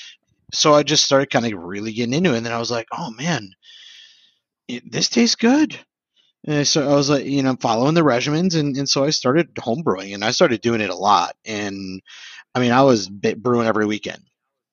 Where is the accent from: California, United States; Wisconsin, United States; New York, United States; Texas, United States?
Wisconsin, United States; Sheboygan; also born or lived in Madison, Wisconsin; I'm from Sheboygan